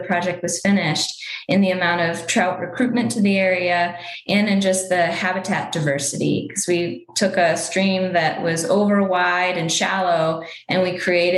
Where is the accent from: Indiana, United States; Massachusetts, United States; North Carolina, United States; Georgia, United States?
Georgia, United States; moved away as an adult; also born or lived in Pennsylvania / California; now in Colorado, United States; I actually grew up on the East Coast in Georgia